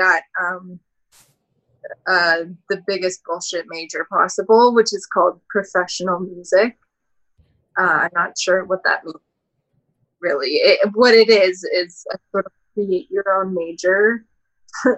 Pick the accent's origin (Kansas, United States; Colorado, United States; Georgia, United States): Colorado, United States; Denver; I grew up in Denver. I'm a Colorado girl.